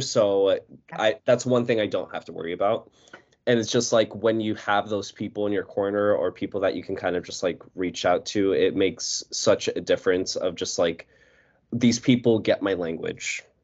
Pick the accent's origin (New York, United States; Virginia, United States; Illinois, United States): New York, United States; I'm from New York